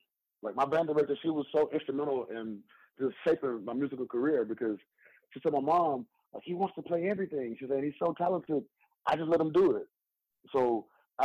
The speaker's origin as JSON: {"language": "English", "town": "Houston", "region": "Texas", "country": "United States", "tie": "born or raised there", "said": "I'm a native of Houston, Texas, the southeast side, a section called South Park, born and raised"}